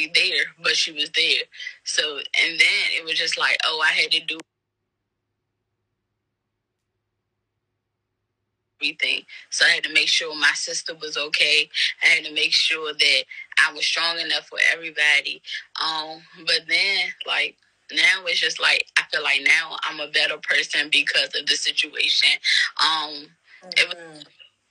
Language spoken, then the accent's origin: English; Washington, District of Columbia, United States; I'm from the Washington, D.C. area